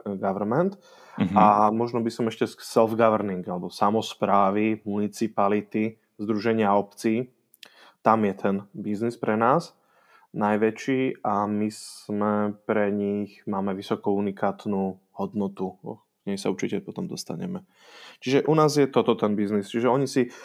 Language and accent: Slovak; Bratislava, Bratislava Region, Slovakia; now in Prague, Czech Republic; som naozaj Slovák, som z Bratislavy úplne pôvodom